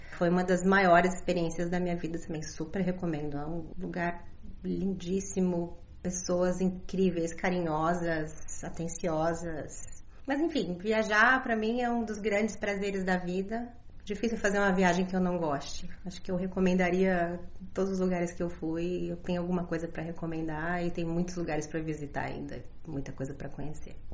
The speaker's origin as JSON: {"language": "Portuguese", "country": "Brazil", "said": "enquanto brasileiros"}